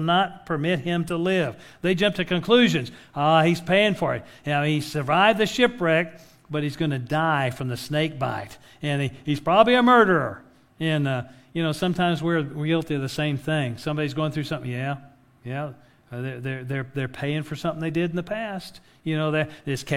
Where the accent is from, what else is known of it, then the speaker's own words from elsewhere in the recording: West Texas, United States; now in Oklahoma, United States; I grew up in West Texas